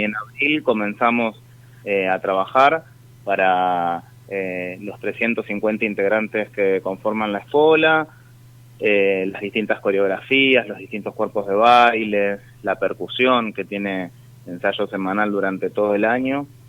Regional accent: San Fernando, Buenos Aires Province, Argentina; El 90% somos todos de San Fernando

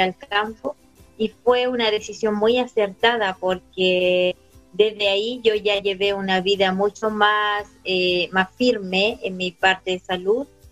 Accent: Retiro, Maule, Chile; also born or lived in Santiago; yo nací en Santiago, mis padres son oriundos de acá de Retiro

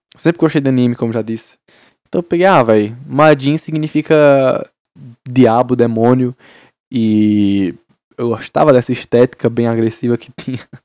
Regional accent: Paraíba, Brazil; Sou da Paraíba. Interiorzinho, vocês Isabel, Paraíba

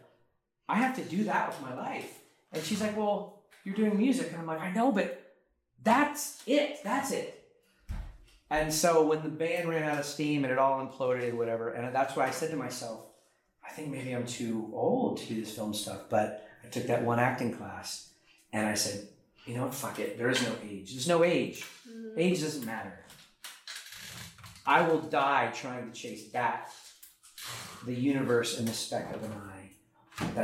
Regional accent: United States; also born or lived in Oklahoma; now in Los Angeles, United States; I'm American

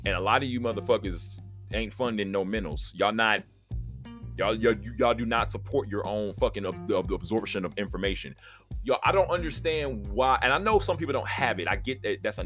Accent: Texoma, United States; I'm a Texoma boy

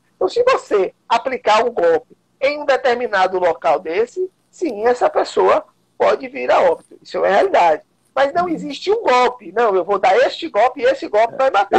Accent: Vitória da Conquista, Bahia, Brazil; now in Salvador, Brazil; sou de Vitória da Conquista

